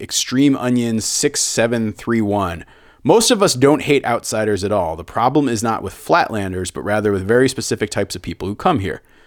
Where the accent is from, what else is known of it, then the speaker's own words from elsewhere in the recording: central Connecticut, United States; moved away; my hometown that I grew up in in central Connecticut